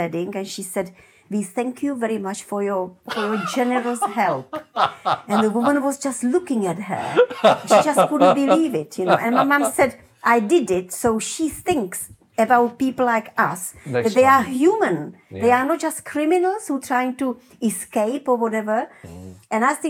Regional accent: Brno, South Moravian Region, Czechia; English is a second language; moved away as an adult; now in London, United Kingdom; I'm from Brno.

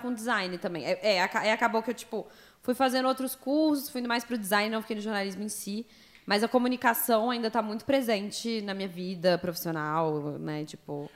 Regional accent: Brasília, Federal District, Brazil; also born or lived in United States; Sou nascida e criada em Brasília.

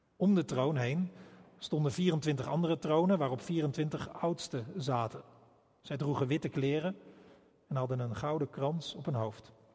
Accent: Rotterdam, South Holland, Netherlands; wij als Rotterdammers

